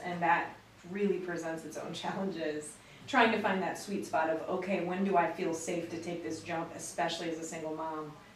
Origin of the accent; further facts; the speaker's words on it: Crown Point, Indiana, United States; moved away as an adult; now in Lynchburg, United States; right outside of Chicago, Crown Point, Indiana is my hometown.